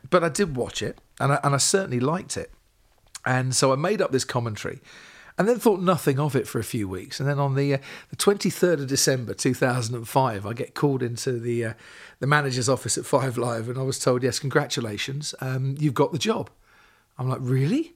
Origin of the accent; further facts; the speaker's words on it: Stevenage, East of England, United Kingdom; I grew up in Stevenage, small town in Hertfordshire.